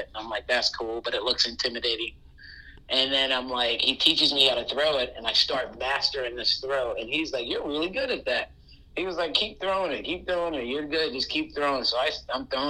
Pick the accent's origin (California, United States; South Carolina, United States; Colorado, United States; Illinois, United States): South Carolina, United States; Charleston; I grew up in Romney Village, and when I had 2 hours every day when my mom got off, so I used to just walk around King Street.